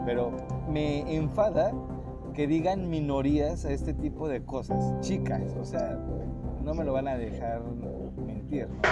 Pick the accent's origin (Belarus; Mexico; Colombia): Mexico; soy mexicano